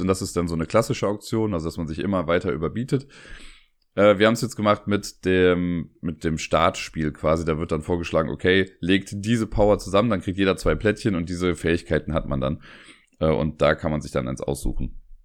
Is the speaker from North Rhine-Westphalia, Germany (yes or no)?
yes; Cologne, North Rhine-Westphalia, Germany; als Kölner